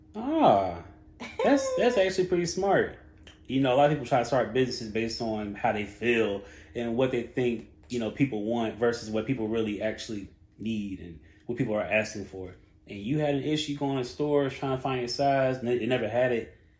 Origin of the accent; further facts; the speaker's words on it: Charlotte, North Carolina, United States; I'm from Charlotte